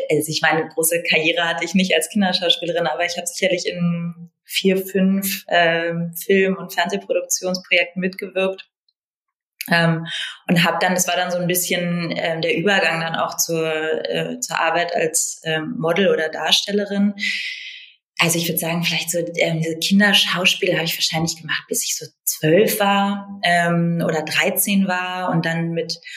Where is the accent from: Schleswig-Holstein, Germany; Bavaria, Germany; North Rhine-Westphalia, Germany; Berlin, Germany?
Berlin, Germany; also born or lived in Italy